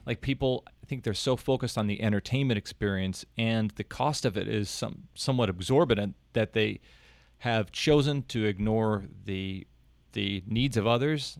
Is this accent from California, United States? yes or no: no; Kansas City, Missouri, United States; growing up in Kansas City